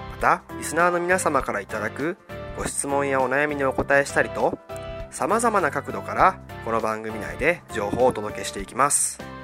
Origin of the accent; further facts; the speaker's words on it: Wakayama, Japan; 地元の和歌山